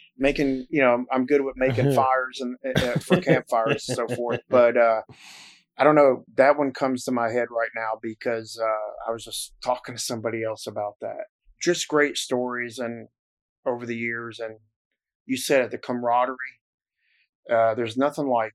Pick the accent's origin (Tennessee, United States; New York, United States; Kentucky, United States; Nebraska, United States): Tennessee, United States; Nashville; moved away as an adult; also born or lived in New Jersey / Atlanta, Georgia; I was born in New Jersey. And I know you can't tell by the accent I have, but I grew up in Nashville, Tennessee